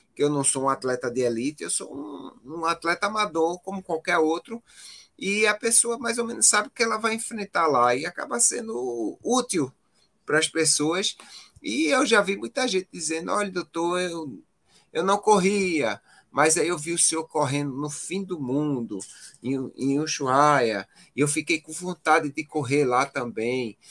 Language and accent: Portuguese; Pernambuco, Brazil; Eu sou nordestino, aqui eu só corro no calor, né? Aí acabo é. indo para um local é totalmente diverso do que eu vivo aqui em Pernambuco